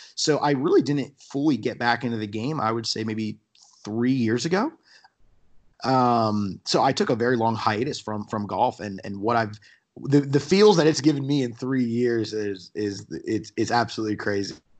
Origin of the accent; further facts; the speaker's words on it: New Jersey, United States; accent: jerseyness; now in South Carolina, United States; I'm from New Jersey. Um, so for all your listeners, y, you guys can tell that I talk very fast, and even though I lived in South Carolina for almost fourteen years now. I, I do have that jerseyness to me